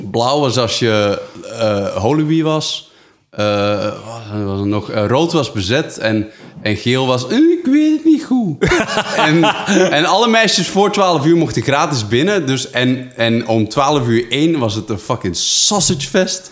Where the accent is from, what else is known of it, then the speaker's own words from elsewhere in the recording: Netherlands; also born or lived in Flanders; now in Belgium; als Nederlander in Vlaanderen